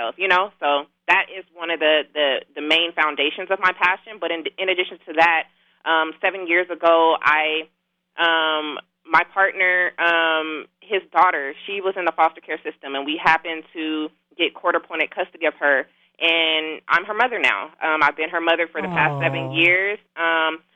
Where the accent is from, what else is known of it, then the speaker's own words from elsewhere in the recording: Inglewood, California, United States; also born or lived in Carson, California / Los Angeles, California; So I'm from Inglewood, California. I grew up in Inglewood, Carson, at-risk, underserved communities